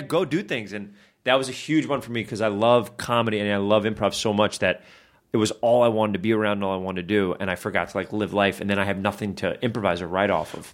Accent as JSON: {"language": "English", "region": "New York", "country": "United States", "said": "I'm from New York"}